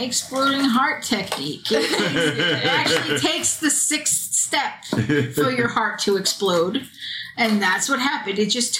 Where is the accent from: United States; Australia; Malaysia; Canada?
United States; as an American.